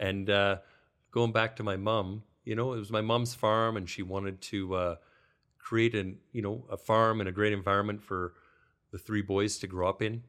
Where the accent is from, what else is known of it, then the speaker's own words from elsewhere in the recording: Millarville, Alberta, Canada; as a kid growing up in Millerville